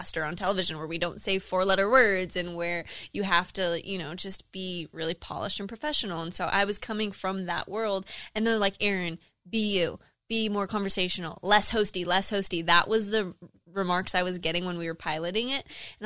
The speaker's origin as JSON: {"language": "English", "town": "Los Angeles", "region": "California", "country": "United States", "also_born_or_lived": "Singapore", "moved": "as an adult", "said": "I'm from"}